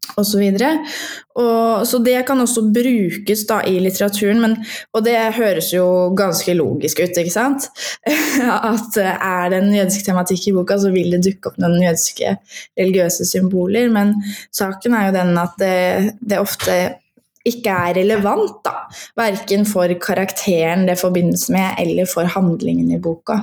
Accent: Fredrikstad, Østfold, Norway; now in Oslo, Norway; jeg er opprinnelig fra Fredrikstad og har bodd i Oslo de siste tolv årene

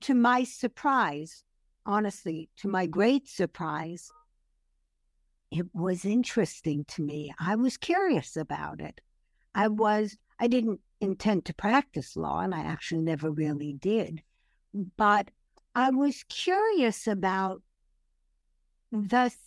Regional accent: New York City, New York, United States; moved away as an adult; also born or lived in Paris, France; now in Los Angeles, United States; growing up in Brooklyn

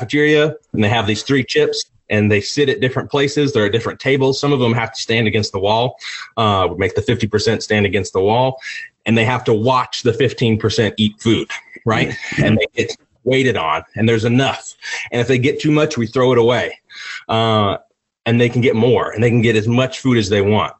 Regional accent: United States; I was born in the United States

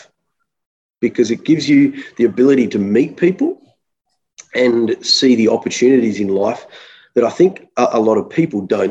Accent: Melbourne, Victoria, Australia; also born or lived in Wangaratta, Victoria; we grew up in Melbourne

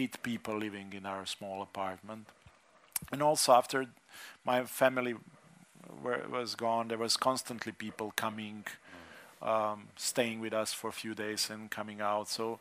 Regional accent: Slovenia; my growing up in Slovenia, being non-Slovenian, being Čefur.

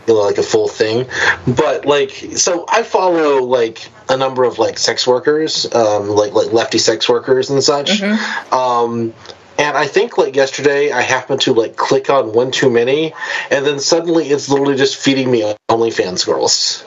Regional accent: United States; as an American

